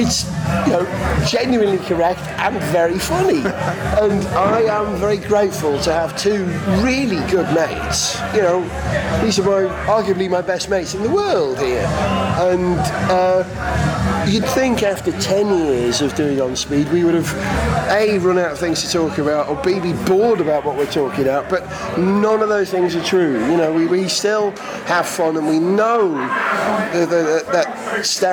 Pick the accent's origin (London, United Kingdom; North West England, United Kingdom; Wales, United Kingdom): Wales, United Kingdom; I'm a Welshman